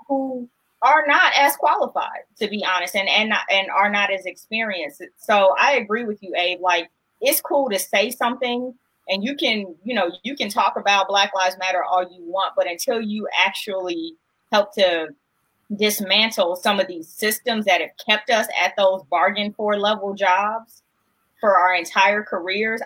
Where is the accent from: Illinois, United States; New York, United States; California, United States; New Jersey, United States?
California, United States; Los Angeles; growing up in South Central